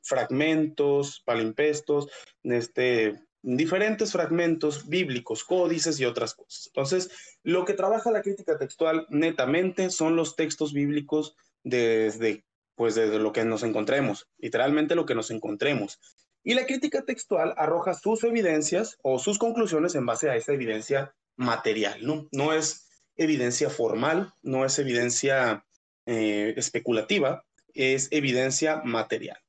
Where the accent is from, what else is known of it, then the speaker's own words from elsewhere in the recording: northern Mexico, Mexico; Soy norteño, norte totalmente